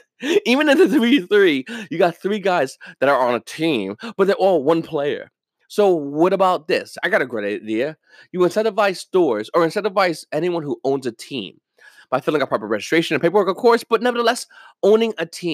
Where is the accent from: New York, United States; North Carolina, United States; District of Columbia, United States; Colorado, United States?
New York, United States; I mean, I'm from New York. I like the Yankees.